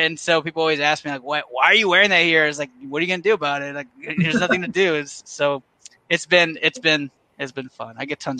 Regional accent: Rio Grande Valley, Texas, United States; Oh, man, I'm from the Rio Grande Valley. So we got the Vipers down here.

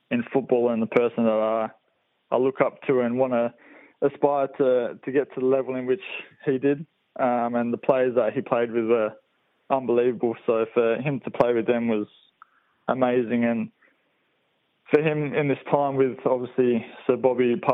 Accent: Perth, Western Australia, Australia; I'm quite happy staying at Perth Glory. They're my hometown club

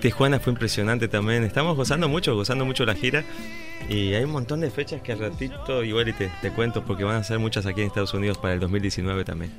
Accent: Buenos Aires, Argentina; soy de Buenos Aires

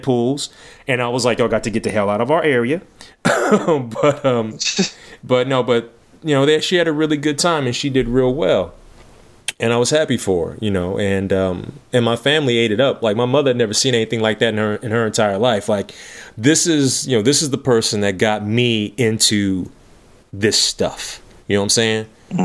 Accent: Lexington, Kentucky, United States; my hometown

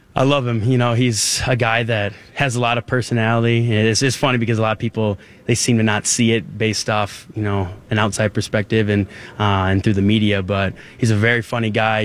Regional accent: Minnesota, United States; moved away as an adult; I've grown up all my life in Minnesota. I've grew up 25 minutes from here

